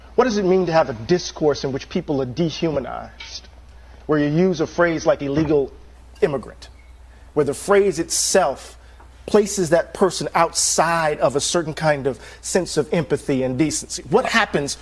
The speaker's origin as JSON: {"language": "English", "region": "Mississippi", "country": "United States", "tie": "born or raised there", "said": "we grew up in Mississippi."}